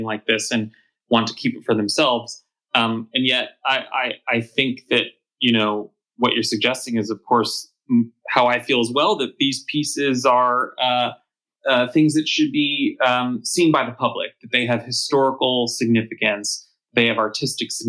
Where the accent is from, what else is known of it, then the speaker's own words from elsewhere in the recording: Los Angeles, California, United States; I'm from Los Angeles, born and raised. It's my hometown.